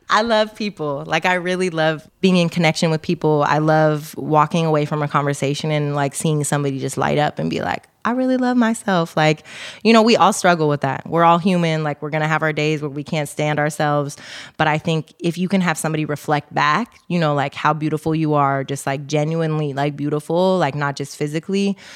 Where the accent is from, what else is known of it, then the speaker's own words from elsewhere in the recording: Oakland, California, United States; Uh, I love it because I'm from Oakland and like people hyping is just like part of the culture, right?